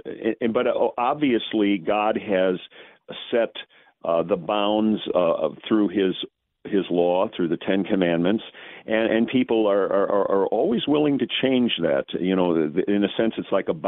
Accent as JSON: {"language": "English", "town": "St. Louis", "region": "Missouri", "country": "United States", "said": "I'm from the St. Louis area"}